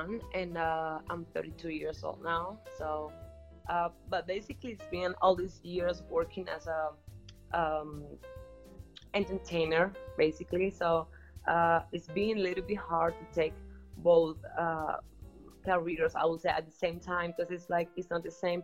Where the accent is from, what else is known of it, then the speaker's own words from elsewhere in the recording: Havana, Cuba; I'm from Havana, Cuba